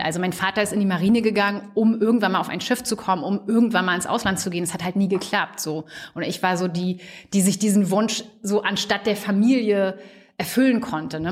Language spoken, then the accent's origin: German; Stralsund, Mecklenburg-Vorpommern, Germany; moved away as an adult; also born or lived in Greifswald / New Zealand; In der Nähe von Stralsund aufgewachsen, auf einem kleinen Dorf